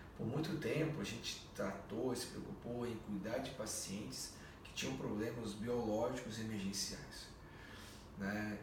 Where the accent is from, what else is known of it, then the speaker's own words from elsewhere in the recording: Brazil; nós brasileiros